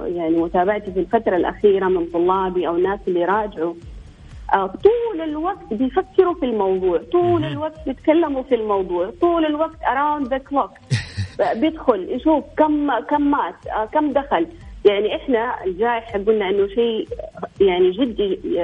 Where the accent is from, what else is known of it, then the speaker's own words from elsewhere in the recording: Eastern Province, Saudi Arabia; احنا عندنا في الشرقيه